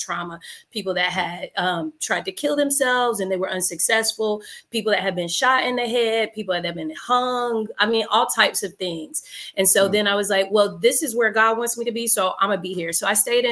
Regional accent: Fayetteville, North Carolina, United States; moved away as an adult; also born or lived in Virginia; now in Richmond, United States; originally I'm from Fayetteville, North Carolina

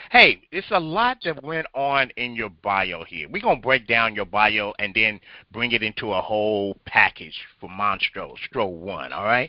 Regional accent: Compton, California, United States; I'm a L.A. Compton boy, you know, so I know the whole background over in that area as well.

